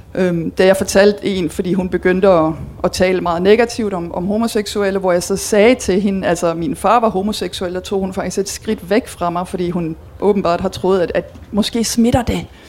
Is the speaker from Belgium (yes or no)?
yes; Belgium; moved away as an adult; now in Denmark; jeg er dansker, men jeg er opvokset og uddannet i Belgien